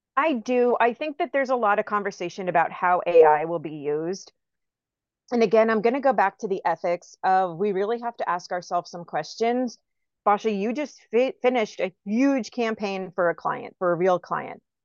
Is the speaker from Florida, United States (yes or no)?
yes; Tampa, Florida, United States; I'm from Tampa.